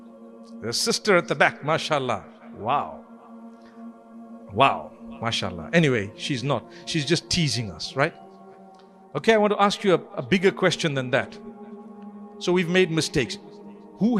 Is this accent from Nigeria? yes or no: no; Zimbabwe; I come from Zimbabwe